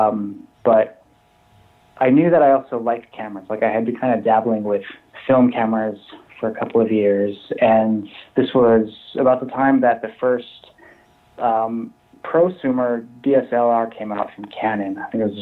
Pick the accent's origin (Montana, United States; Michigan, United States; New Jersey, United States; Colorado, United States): Montana, United States; Billings; moved away as an adult; now in Chicago, United States; I'm from Montana, but I currently live in Chicago